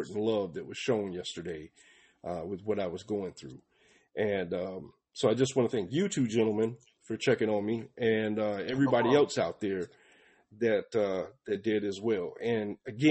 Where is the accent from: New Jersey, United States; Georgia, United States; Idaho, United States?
Georgia, United States; Atlanta; also born or lived in Palmetto, Georgia; I moved from Atlanta, Georgia, down to Palmetto, Georgia, when I was 15 or 16.